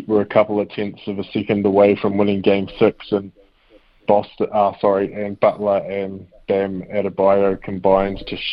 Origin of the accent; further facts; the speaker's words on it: New Zealand; also born or lived in Kansas City; being a Kiwi